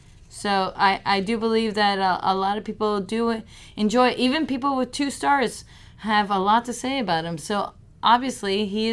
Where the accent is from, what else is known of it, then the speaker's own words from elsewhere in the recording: Mexico; moved away; I grew up in Mexico